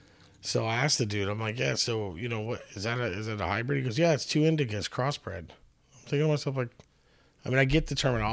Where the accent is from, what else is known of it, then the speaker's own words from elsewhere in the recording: California, United States; moved away; I didn't know this when I moved up here, right? So I come all the way from California.